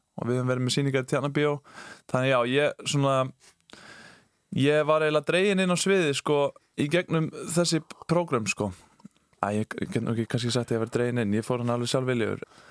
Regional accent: Kópavogur, Capital Region, Iceland; ég er úr Kópavóinum. Ég var í Snælanskóli Kópavói

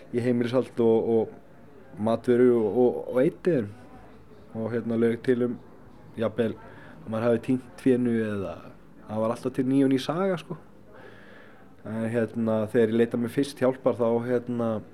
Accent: Akranes, Western Region, Iceland; ég ólst upp upp á Skaga

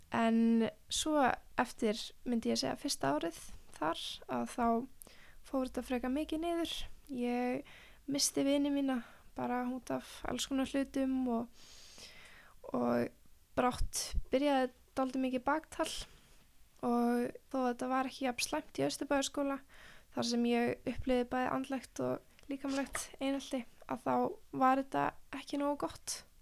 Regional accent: Mosfellsbær, Capital Region, Iceland; fættist í Mórselsbæk og við vorum sem sagt, ég, mamma og pappi með alveg frekar stort einbílishús þar og hesta sem var alveg frekar reyndislegt og var þar fyrstu ára æfiminnar

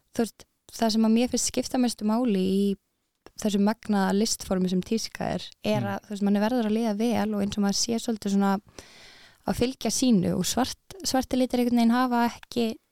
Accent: Reykjavík, Capital Region, Iceland; also born or lived in Denmark; ég er úr Reykjavík mm. ég fættist í Danmörku

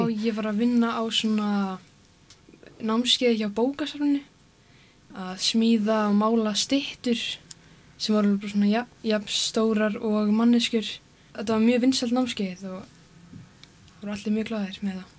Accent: Akureyri, Northeastern Region, Iceland; þegar maður fer svo til Reykjavíkur sem svona Akureyringur

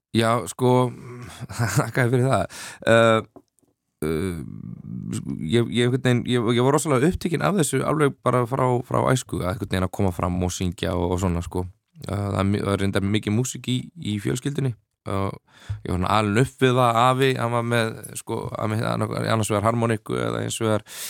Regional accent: Dalvík, Northeastern Region, Iceland; moved away; ég er þarna indislegt eh, að, að fá að alast upp á Dalvik

